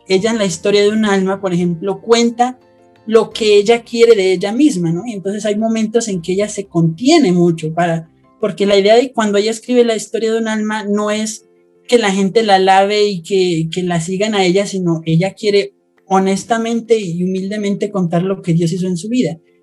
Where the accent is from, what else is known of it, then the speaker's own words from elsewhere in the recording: Colombia; soy de Colombia